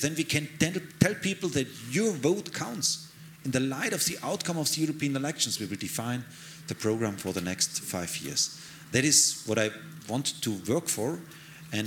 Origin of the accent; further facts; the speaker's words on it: Bavaria, Germany; English is a second language; I'm German, I'm a Bavarian, that is my where I feel really at home